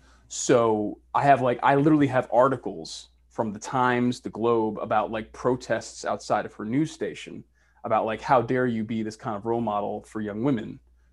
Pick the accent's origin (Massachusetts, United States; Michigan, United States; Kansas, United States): Massachusetts, United States; Boston; moved away; where I come from, I'm from Boston, Massachusetts.